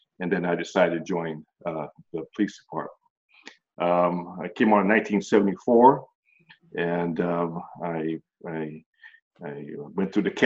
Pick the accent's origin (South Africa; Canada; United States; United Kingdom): United States; Oakland, California; also born or lived in Washington, D.C.; I hail from Oakland, California. I was raised in Oakland.